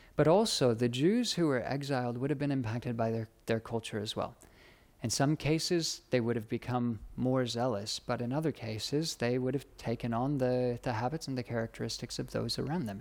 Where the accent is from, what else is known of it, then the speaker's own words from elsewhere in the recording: United States; moved away as an adult; also born or lived in United Kingdom; now in Australia; being an American, studying in America